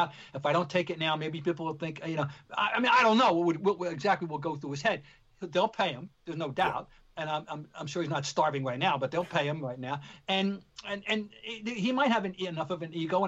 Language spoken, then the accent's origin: English; New York, United States; you and I grew up in New York